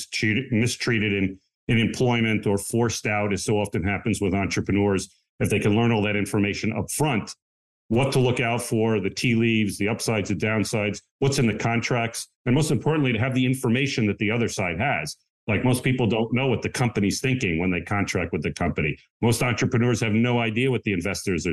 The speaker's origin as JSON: {"language": "English", "area": "Long Island", "region": "New York", "country": "United States", "tie": "born or raised there", "also_born_or_lived": "Philadelphia / New Jersey", "moved": "as an adult", "said": "I grew up in Long Island, New York"}